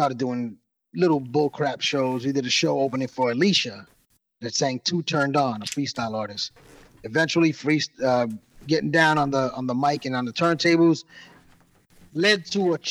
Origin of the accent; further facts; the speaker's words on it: New York City, New York, United States; moved away; also born or lived in Manhattan, New York / Long Island, New York; I was raised in the Bronx in the early 70s